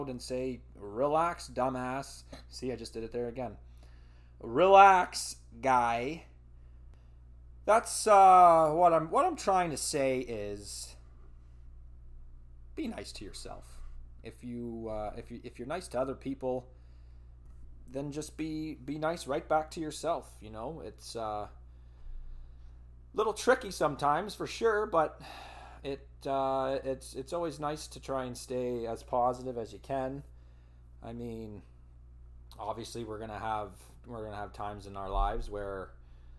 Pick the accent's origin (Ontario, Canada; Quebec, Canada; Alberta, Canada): Ontario, Canada; Elmira; at an insurance building in Almiri, my hometown, home of the Sugar Kings